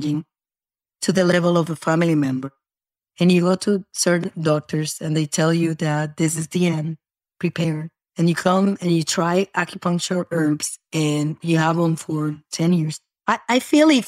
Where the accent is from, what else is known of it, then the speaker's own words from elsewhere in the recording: Puerto Rico; also born or lived in New York; now in Florida, United States; I was born in New York and then I'm raised in Puerto Rico